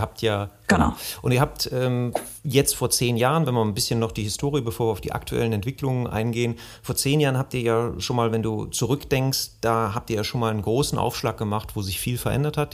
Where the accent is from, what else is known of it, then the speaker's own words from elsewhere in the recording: Bergisches Land, North Rhine-Westphalia, Germany; also born or lived in Remscheid; Wir kommen beide aus dem Bergischen Land